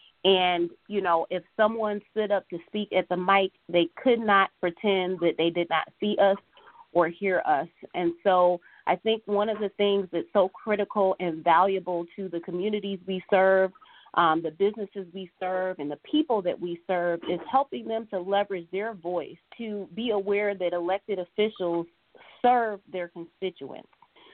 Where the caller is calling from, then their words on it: Detroit, Michigan, United States; I'm reaching out from the Detroit area.